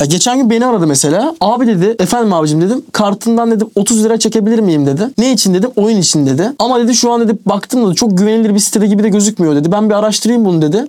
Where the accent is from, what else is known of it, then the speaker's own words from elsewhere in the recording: Turkey; Türküz abi biz.